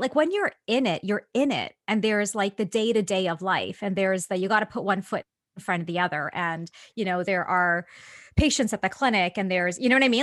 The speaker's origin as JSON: {"language": "English", "town": "Toronto", "region": "Ontario", "country": "Canada", "tie": "born or raised there"}